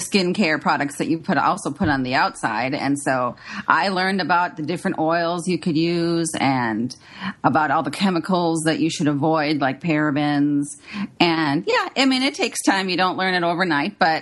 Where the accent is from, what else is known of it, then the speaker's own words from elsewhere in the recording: Minnesota, United States; I grew up in Minnesota